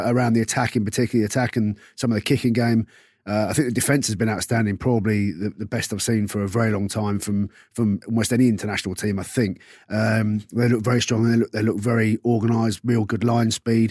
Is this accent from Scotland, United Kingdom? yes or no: no; London, United Kingdom; I'm from South London